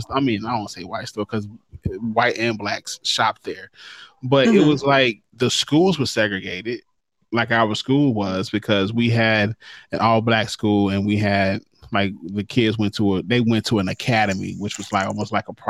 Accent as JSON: {"language": "English", "region": "Mississippi", "country": "United States", "said": "I'm from Mississippi"}